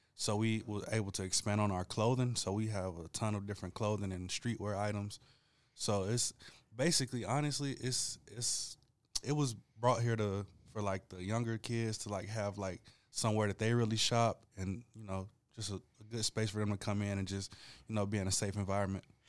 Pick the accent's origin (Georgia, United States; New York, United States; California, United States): Georgia, United States; Rome; also born or lived in Atlanta, Georgia; I was born in Atlanta, but I grew up in Rome.